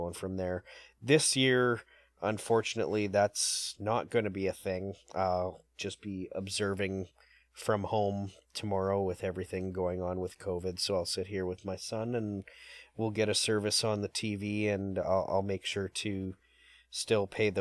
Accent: Winnipeg, Manitoba, Canada; I'm from Winnipeg

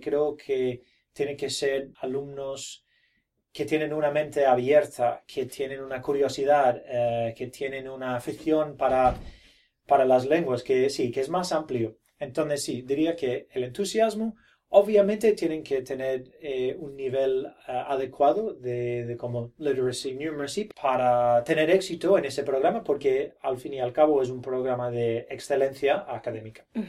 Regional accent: Brisbane, Queensland, Australia; Spanish is a second language; yo no soy nativo, yo eh, nací en Brisbane

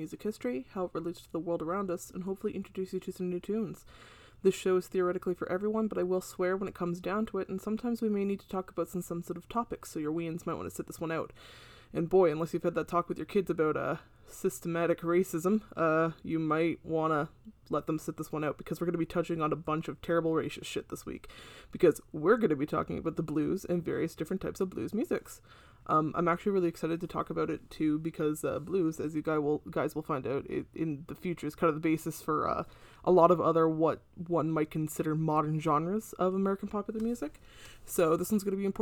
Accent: Canada; as a Canadian.

